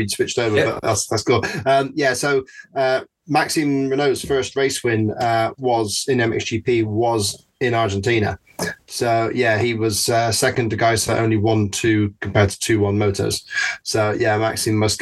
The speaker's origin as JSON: {"language": "English", "region": "England", "country": "United Kingdom", "said": "I'm English"}